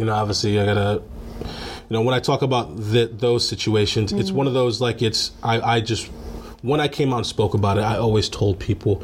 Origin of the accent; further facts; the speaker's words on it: Missouri, United States; moved away; also born or lived in McPherson, Kansas / Wisconsin; I was born in McPherson, Kansas, okay. But I moved when I was 2 to Missouri.